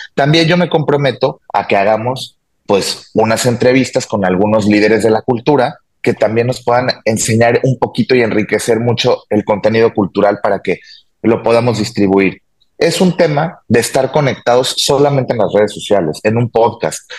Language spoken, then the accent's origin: Spanish; Mexico; De México